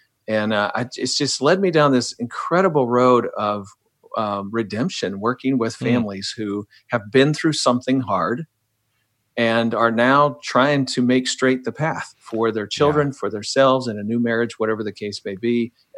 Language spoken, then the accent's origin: English; Midwest, United States; Man, I grew up in the Midwest to a missionary family, domestic missionary family, and then a foreign missionary family.